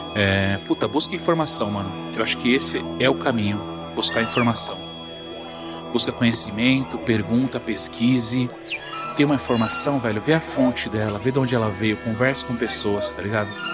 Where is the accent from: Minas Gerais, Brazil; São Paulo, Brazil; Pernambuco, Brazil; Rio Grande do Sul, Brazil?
São Paulo, Brazil; Eu sou da Brasilândia, sou na norte de São Paulo. Cara, na minha infância não tinha nada